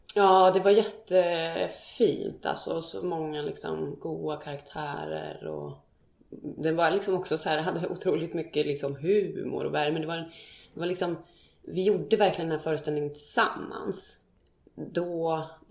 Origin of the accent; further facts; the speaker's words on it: Skärplinge, Uppsala County, Sweden; moved away as an adult; jag är uppväxt i Skärplinge mm. som är ett litet samhälle som ligger fyra och en halv mil söder om Gävle.